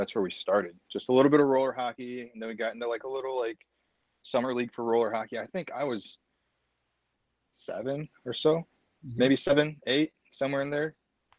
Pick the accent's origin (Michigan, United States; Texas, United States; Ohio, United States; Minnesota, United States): Michigan, United States; Adrian; We grew up in Adrian. So our whole entire childhood was Adrian.